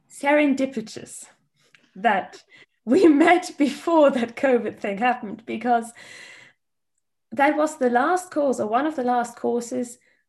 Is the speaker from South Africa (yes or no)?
no; Germany; English is a second language